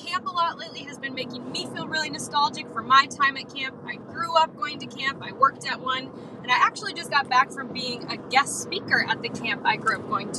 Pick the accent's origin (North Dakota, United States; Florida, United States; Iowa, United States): North Dakota, United States; Fargo; Hey. I am from Fargo, North Dakota.